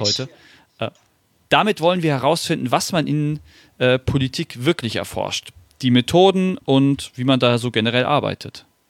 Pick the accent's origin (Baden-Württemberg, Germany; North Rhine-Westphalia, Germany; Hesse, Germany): Hesse, Germany; Wiesbaden; ich bin ja leider, äh, leider in Wiesbaden geboren worden